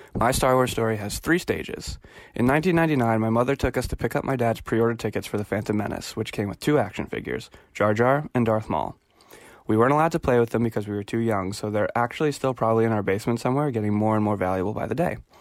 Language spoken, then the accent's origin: English; Boston, Massachusetts, United States; I am from Boston, Massachusetts